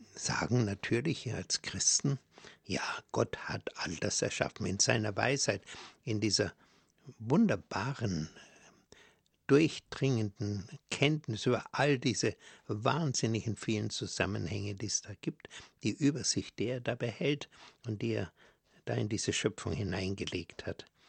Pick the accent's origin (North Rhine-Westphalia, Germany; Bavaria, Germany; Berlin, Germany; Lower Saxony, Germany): Bavaria, Germany; bei uns in Bayern